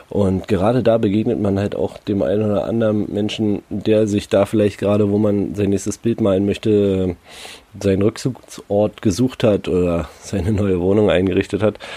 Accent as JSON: {"language": "German", "region": "Berlin", "country": "Germany", "tie": "born or raised there", "said": "ich bin halt in Berlin groß geworden, ne? Da ja, es ist eine Metropole wie wir alle großen Städte."}